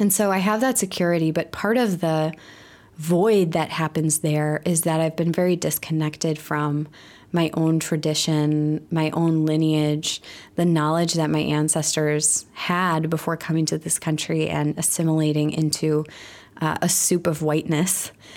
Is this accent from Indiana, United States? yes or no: no; Milwaukee, Wisconsin, United States; also born or lived in Chicago; I'm from Milwaukee